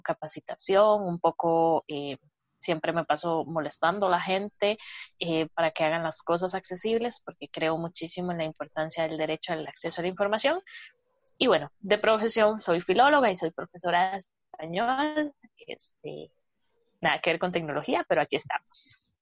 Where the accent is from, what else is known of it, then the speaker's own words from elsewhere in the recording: Costa Rica; soy de acá de Costa Rica